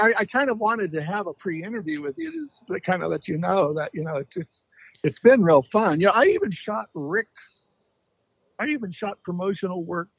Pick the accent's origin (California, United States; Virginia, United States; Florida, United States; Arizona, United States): Arizona, United States; Phoenix; moved away as an adult; also born or lived in Los Angeles / New York / Paris; I grew up in Phoenix.